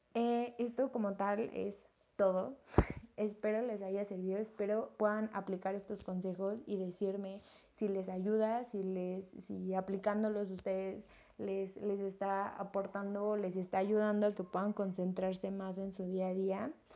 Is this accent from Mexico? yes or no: yes; Mexico; yo soy mexicana